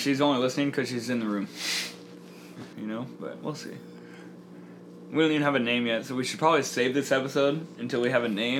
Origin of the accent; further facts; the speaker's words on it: Sugar Land, Texas, United States; also born or lived in Sioux City, Iowa; I was born in Sioux City, Iowa, and then I moved to Sugarland, Texas. It's like a little suburb of Houston, and then lived there for like 5 years.